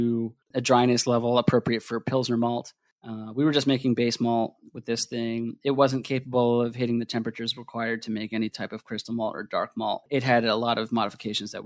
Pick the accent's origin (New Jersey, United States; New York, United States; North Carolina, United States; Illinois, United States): New Jersey, United States; moved away as an adult; also born or lived in Philadelphia, Pennsylvania; now in Oregon, United States; I grew up in New Jersey, and I went to school in Philadelphia for engineering